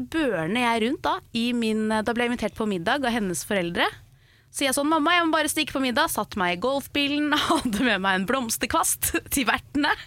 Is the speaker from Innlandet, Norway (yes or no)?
no; Oslo, Norway; moved away as an adult; now in Nærsnes, Norway; Jeg har vokst opp midt i Oslo sentrum